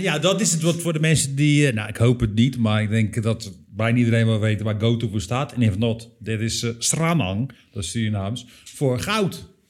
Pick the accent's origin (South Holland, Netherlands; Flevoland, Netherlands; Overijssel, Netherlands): South Holland, Netherlands; Rotterdam; wij zijn natuurlijk als stad, als Rotterdammers